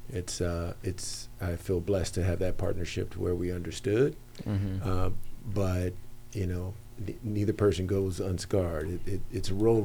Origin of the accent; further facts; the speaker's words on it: Los Angeles, California, United States; I grew up in San Fernando Valley in the northeast end, a city called Pacoima